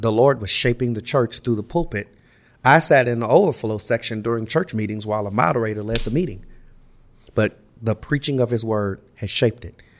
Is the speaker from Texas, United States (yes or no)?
no; Los Angeles, California, United States; I grew up in Los Angeles